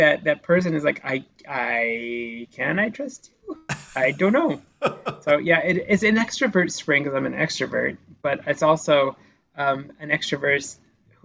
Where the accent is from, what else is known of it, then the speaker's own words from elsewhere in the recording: Midwest, United States; moved away; I am a Midwesterner at my core